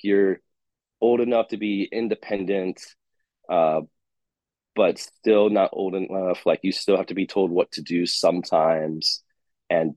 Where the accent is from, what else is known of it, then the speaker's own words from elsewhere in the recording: San Diego, California, United States; I'm from San Diego